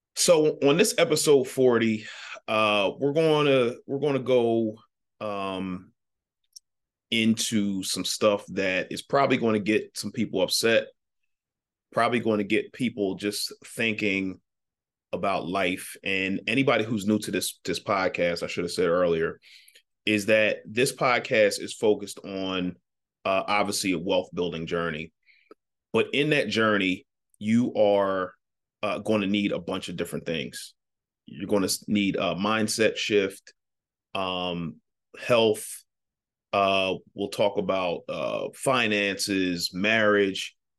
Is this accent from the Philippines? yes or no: no; Ardmore, Pennsylvania, United States; I grew up in Ardmore, Pennsylvania.